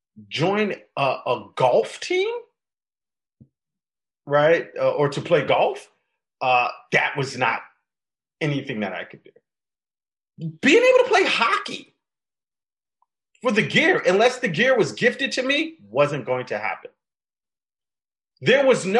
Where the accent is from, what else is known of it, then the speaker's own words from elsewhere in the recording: New York City, New York, United States; I grew up in the South Bronx, New York